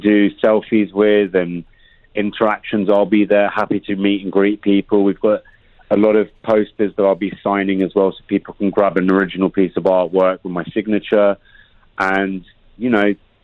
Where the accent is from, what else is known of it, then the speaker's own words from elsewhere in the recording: London, United Kingdom; moved away as an adult; also born or lived in New York; I was born in London, West London boy